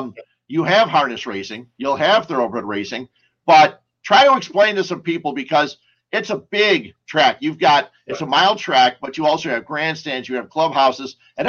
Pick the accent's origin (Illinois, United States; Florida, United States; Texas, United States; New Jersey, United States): Illinois, United States; Cicero; I grew up in Cicero. I grew up on 26th and Austin, right across from Goodwin School.